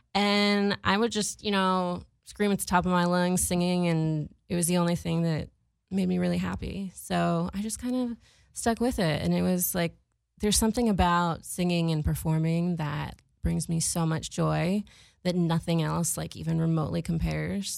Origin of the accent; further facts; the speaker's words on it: Boston, Massachusetts, United States; I was growing up in Boston